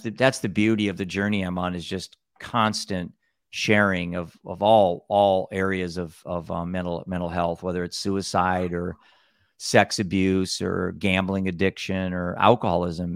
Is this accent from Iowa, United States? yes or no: yes; Cedar Rapids, Iowa, United States; I'm from Cedar Rapids, Iowa, the Midwest